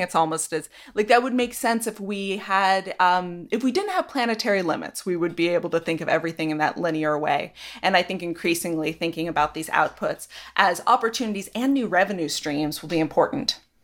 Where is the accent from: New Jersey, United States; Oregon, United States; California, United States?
Oregon, United States; Ashland; moved away; I'm from Southern Oregon, Ashland.